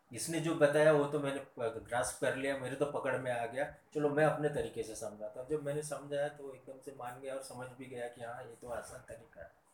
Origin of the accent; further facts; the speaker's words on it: Buldhana district, Maharashtra, India; also born or lived in Pune / Bhadravati, Chandrapur district / Nagpur; सबसे पहले मैं मेरे गांव में था पहला पहली कक्षा मेरी दूसरी तीसरी मैं पूना के पास देव रोड है वहाँ पर रहा फिर चौथी के लिए फिर मेरे गांव में आया फिर पाँचवीं छठी सातवीं लगभग बीस किलोमीटर दूर हमारे बड़े पापा रहते थे उनके पास रह के पढ़ा ये बुल्ढाना ज़िले की बात है